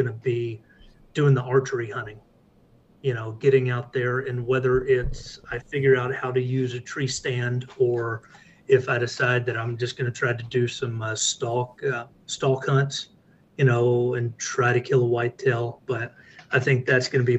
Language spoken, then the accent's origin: English; Texas, United States; me, being a Texan